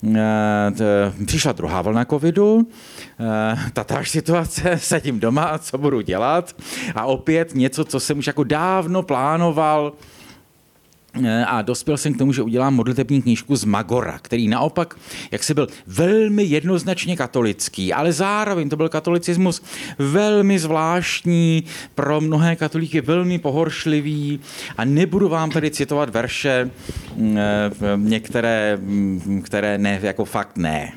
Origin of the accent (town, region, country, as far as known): Czechia